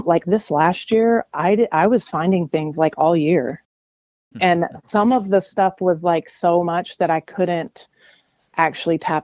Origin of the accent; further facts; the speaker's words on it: Lexington, Kentucky, United States; my hometown in Lexington, Kentucky